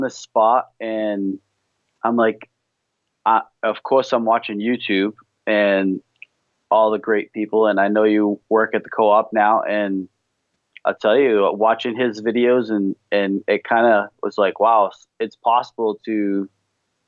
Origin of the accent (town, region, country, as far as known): New England, United States; accent: New England